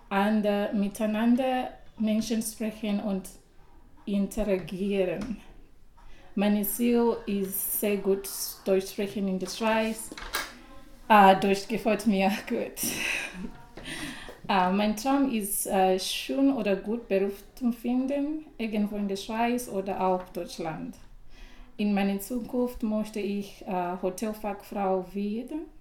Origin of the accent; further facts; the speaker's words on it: Zimbabwe; first language Shona; German is a second language; moved away as an adult; now in Switzerland; Meine Muttersprache ist Shona, weil ich komme aus Zimbabwe.